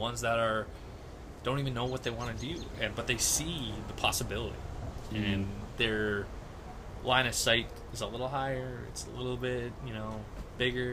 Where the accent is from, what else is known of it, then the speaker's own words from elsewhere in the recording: Canada; I'm a Canadian person. Like, I'm a visible minority, yes. But I am born here.